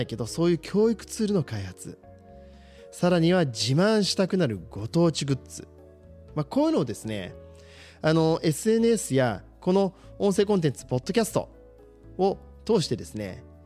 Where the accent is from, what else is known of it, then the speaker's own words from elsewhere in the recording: Shizuoka, Japan; 僕はやっぱり静岡に生まれて本当に良かったなと思ってます